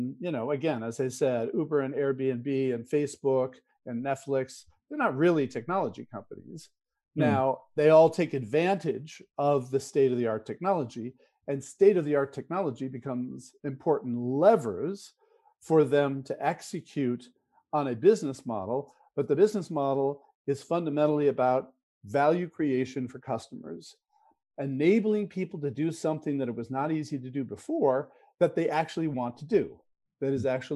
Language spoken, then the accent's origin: English; California, United States; So, you know, growing up in Silicon Valley, innovation was all about technology, right?